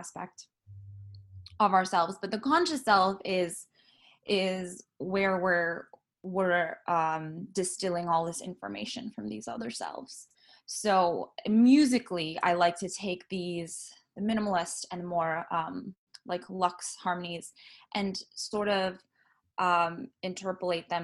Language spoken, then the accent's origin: English; San Diego, California, United States; also born or lived in Trinidad / Carmel Valley; now in Los Angeles, United States; then I grew up in San Diego